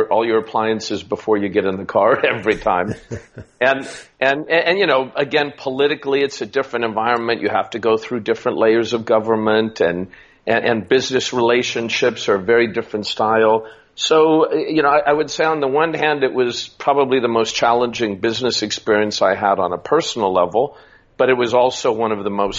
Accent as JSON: {"language": "English", "town": "Las Vegas", "region": "Nevada", "country": "United States", "tie": "born or raised there", "also_born_or_lived": "California / Washington / Hong Kong / India", "moved": "as an adult", "said": "as a middle class American from California and growing up in Las Vegas"}